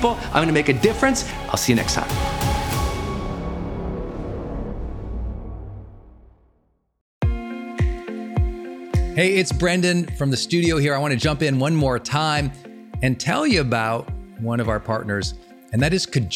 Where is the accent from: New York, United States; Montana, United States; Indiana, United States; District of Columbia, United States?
Montana, United States; I'm from Montana, so we always have the county fair